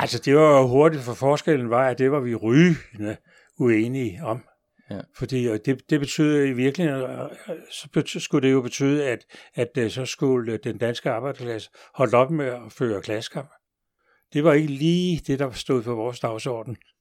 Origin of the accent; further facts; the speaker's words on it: Denmark; vi jo danskere